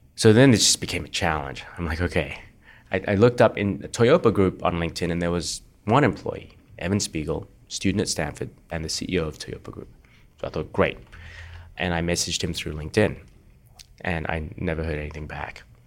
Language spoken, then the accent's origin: English; Perth, Western Australia, Australia; moved away as an adult; also born or lived in Singapore; now in California, United States; I grew up in Australia, in Perth, born in Singapore